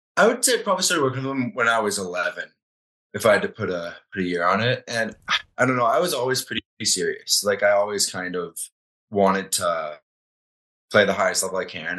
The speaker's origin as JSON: {"language": "English", "region": "Florida", "country": "United States", "tie": "born or raised there", "moved": "yes", "lives_now": "Calgary, Canada", "said": "growing up in Florida, there's not a ton of hockey."}